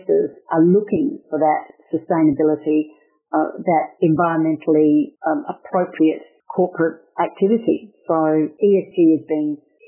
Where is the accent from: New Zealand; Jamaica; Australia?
Australia; Western Australia; I'm from Western Australia